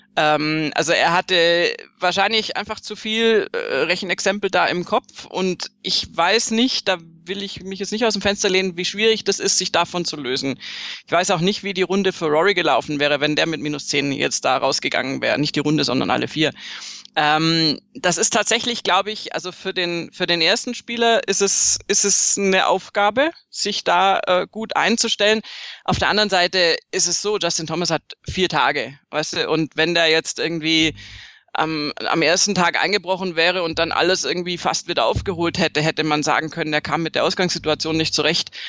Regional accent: Swabia, Baden-Württemberg, Germany; ich bin Schwäbin

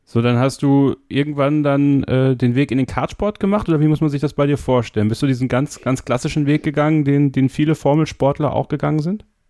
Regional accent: Germany; Bei uns in Deutschland

